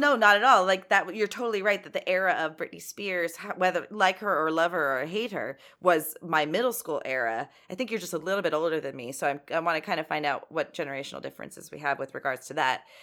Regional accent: San Fernando Valley, California, United States; I call that my hometown

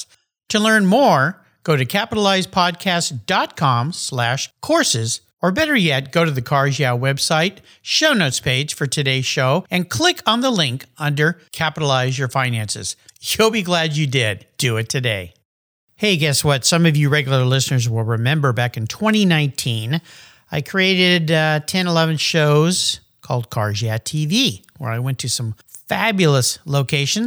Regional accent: La Jolla, California, United States; now in Gig Harbor, United States; my hometown of beautiful La Jolla, California

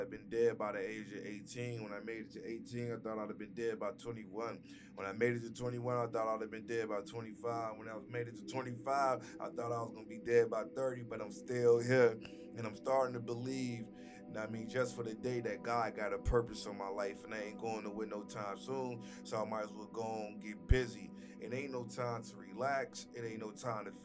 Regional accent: Gary, Indiana, United States; moved away; I'm born and raised in Gary, Indiana

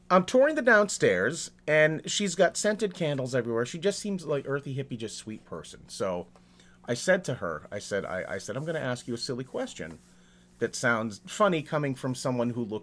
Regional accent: New England, United States; I grew up in New England, and we would say that you know, in, in the in the dead of summer, like like July, August

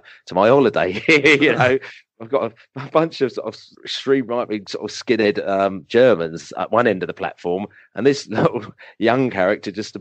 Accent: England, United Kingdom; I'm not a Yank. I'm English

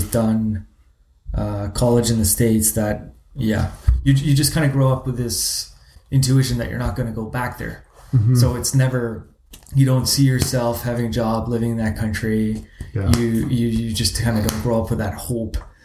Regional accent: Zimbabwe; now in Canada; I grew up in Zimbabwe

